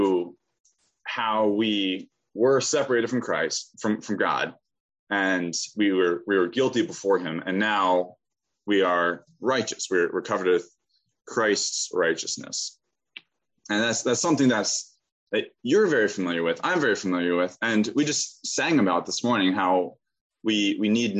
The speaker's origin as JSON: {"language": "English", "region": "Pennsylvania", "country": "United States", "said": "I'm from Pennsylvania."}